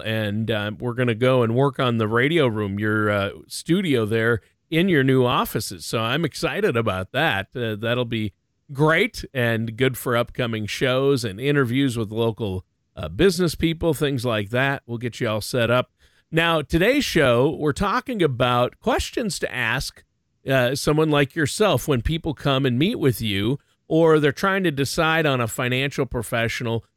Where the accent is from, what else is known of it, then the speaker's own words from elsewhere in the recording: Minnesota, United States; I was born and raised in Minnesota